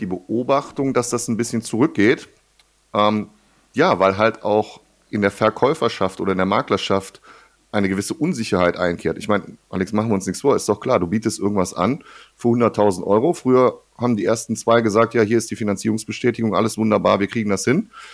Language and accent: German; Ruhr area, North Rhine-Westphalia, Germany; bei uns im Ruhrgebiet hier